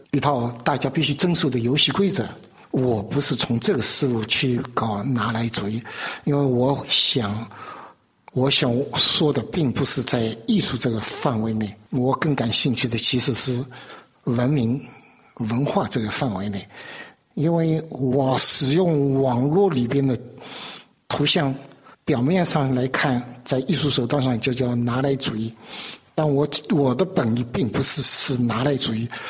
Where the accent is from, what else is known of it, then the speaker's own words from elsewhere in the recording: China; moved away as an adult; now in France; 移民的背景，我不在这里长大的，然后受的教育只受了最后一半的教育， 就是master，就是中国叫数十万那个，就是那个数码教育，就受了那一段，所以没有过像在中国，尤其从小学、中学 到大学